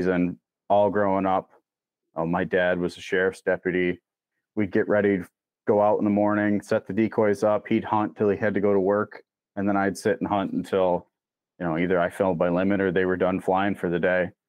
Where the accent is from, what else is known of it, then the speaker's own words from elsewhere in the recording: Door County, Wisconsin, United States; I grew up in Door County